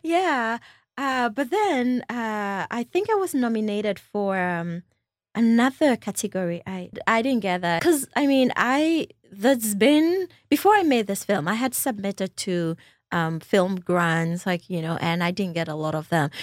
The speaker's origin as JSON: {"language": "English", "region": "Volta", "country": "Ghana", "also_born_or_lived": "North Carolina", "moved": "as an adult", "said": "I am also from the Volta region"}